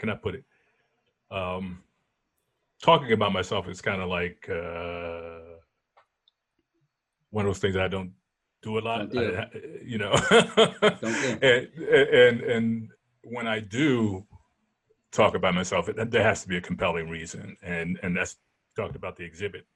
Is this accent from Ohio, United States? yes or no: no; New Jersey, United States; also born or lived in Philadelphia, Pennsylvania; I was born in Philadelphia. I mean, South Philly. Parents moved to North Philly. Before I was 5 years old, they moved to South Jersey